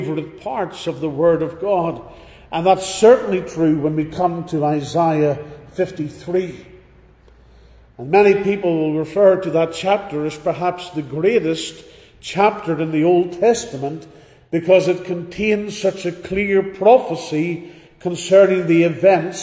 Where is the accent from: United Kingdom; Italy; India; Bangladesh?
United Kingdom; Northern Ireland; Growing up in Northern Ireland